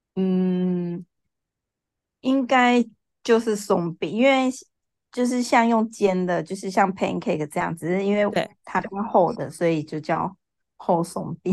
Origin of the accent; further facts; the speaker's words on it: Taichung, Taiwan; 我来自台中，然嗯。后现在就是经营一家 K T V 的松饼店